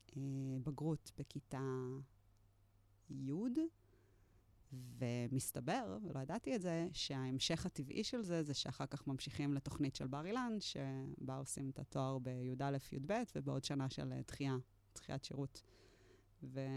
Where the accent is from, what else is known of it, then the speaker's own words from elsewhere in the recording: Netanya, Central District, Israel; moved away as an adult; also born or lived in Tel Aviv / Givatayim; now in Kibbutz Moran, Israel; נולדתי בנתניה. במקור מהמרכז.